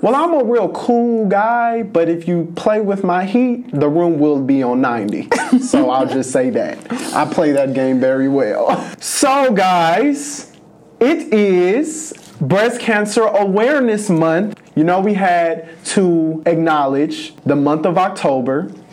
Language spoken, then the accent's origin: English; Los Angeles, California, United States; moved away; I am from Los Angeles. It's never snowing, never really dropping below sixty degrees